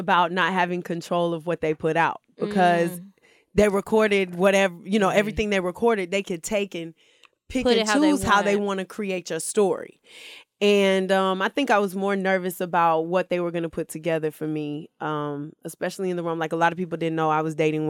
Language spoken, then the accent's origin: English; Stone Mountain, Georgia, United States; So I'm originally from Atlanta, born and raised. Stone Mountain specifically.